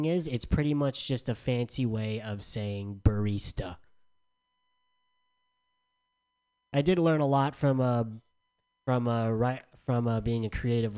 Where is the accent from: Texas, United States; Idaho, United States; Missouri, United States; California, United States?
California, United States; San Diego; moved away; I'm from San Diego